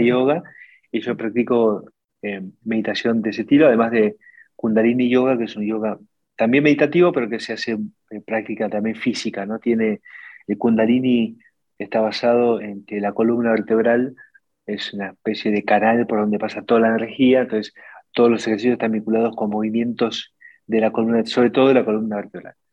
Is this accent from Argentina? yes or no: yes; Argentina; la Argentina el, 45% del empleo y el PBI lo generamos las pymes